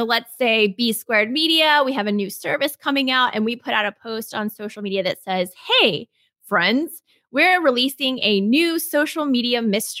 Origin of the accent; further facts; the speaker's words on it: Texas, United States; well, I'm from Texas and I'm always searching for the best Tex-Mex.